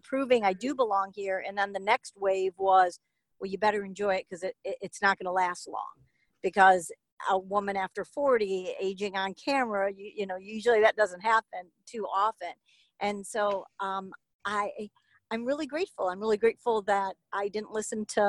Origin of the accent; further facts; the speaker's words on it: Chicago, Illinois, United States; to Chicago, my hometown